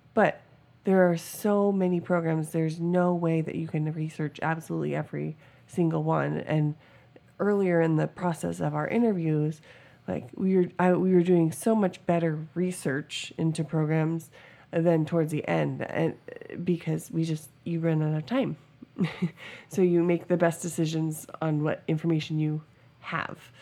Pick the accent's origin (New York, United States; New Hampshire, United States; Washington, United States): Washington, United States; moved away as an adult; now in Georgia, United States; we're originally from Washington